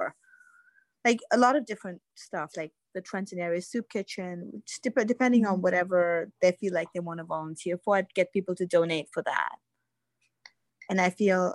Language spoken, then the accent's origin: English; Pakistan; moved away; I'm Pakistani